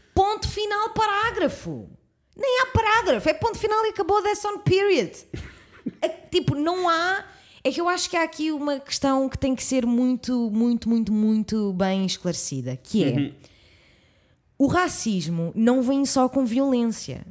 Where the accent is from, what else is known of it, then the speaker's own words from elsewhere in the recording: suburbs near Lisbon, Portugal; minha zona onde eu cresci